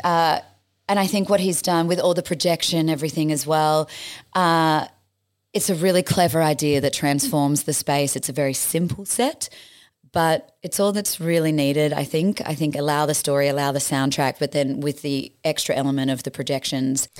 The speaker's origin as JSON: {"language": "English", "town": "Batemans Bay", "region": "New South Wales", "country": "Australia", "tie": "born or raised there", "moved": "as an adult", "said": "I escaped home to my hometown of Batemans Bay"}